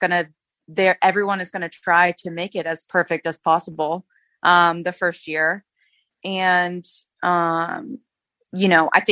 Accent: California, United States; moved away; my home state of California

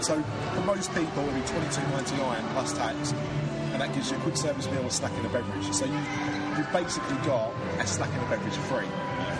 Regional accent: London, United Kingdom; accent: Cockney; because I'm a Cockney wide boy.

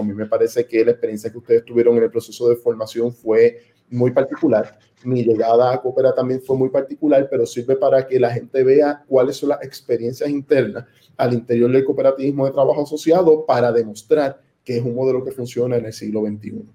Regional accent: Puerto Rico; somos todos puertorriqueños

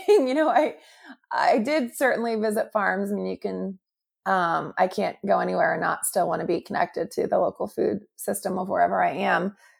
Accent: St. Louis, Missouri, United States; my hometown of Saint Louis

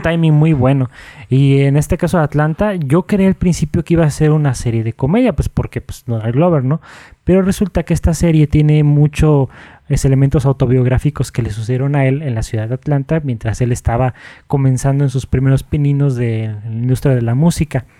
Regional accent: Mexico; como mexicanos

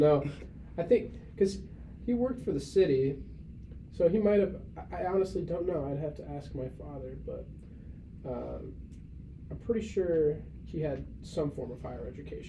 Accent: United States; But I'm not from a city, which is it's very confusing. I'm not from Chicago. I'm by Chicago, like an hour by Chicago, but like still considered a city boy.

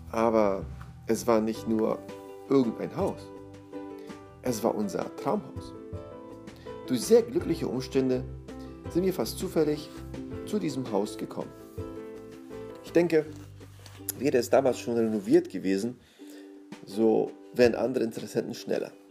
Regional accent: Szczecin, West Pomeranian Voivodeship, Poland; Auf unserer weiteren Fahrt durch das Leben hatte es uns in meine Heimat verschlagen. Meine Familie in Stettin war erpicht darauf, uns nach einer längeren Zeit wiederzusehen. Und so hatte ich die Gelegenheit, meinen Kindern, wie schon meiner Beifahrerin zuvor, meinen Geburtsort zu zeigen.

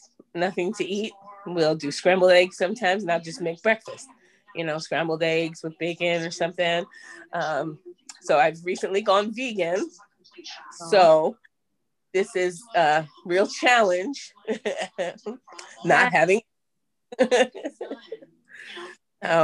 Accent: Bayonne, New Jersey, United States; now in Holly Hill, United States; I'm from Bayonne, New Jersey. However, I reside in Holly Hill, Florida at this time.

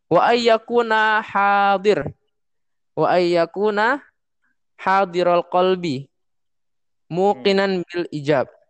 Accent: Java, Indonesia; now in Kukusan, Indonesia; kalau di sini kan di daerah saya mah di Kukusan. Walaupun saya orang Jawa kan saya dekat Betawi ya.

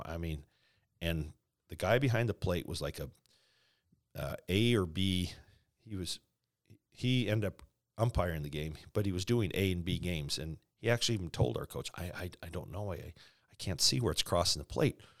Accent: Spokane, Washington, United States; also born or lived in Calgary, Alberta, Canada; growing up in Spokane

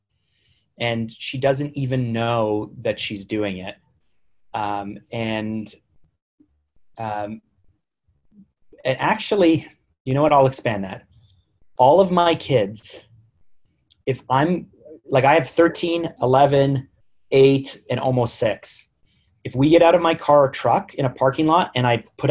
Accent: Canada; As a Canadian

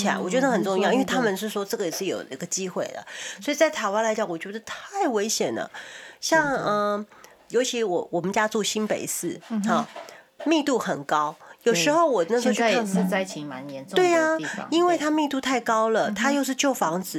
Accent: United States; 其实我们在美国，我们是美国人，我看美国的数字

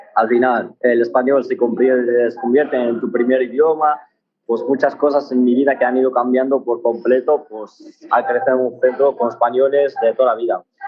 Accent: Tangier, Tanger-Tetouan-Al Hoceima, Morocco; now in Spain; Yo nací en Marruecos, eh, bueno, en Tánger.

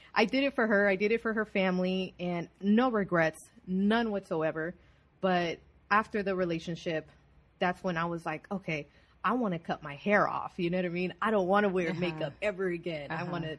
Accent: Glendale, California, United States; I was born and raised in Glendale, California

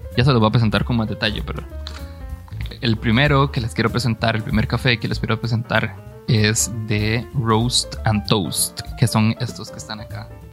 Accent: Costa Rica; nosotros, mm, como costarricenses

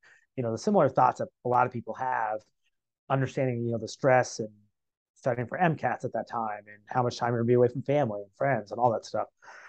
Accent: Marion, Ohio, United States; I'm born and raised in Ohio, Marion, Ohio, just about an hour north of Columbus. I went to undergrad Ohio State University.

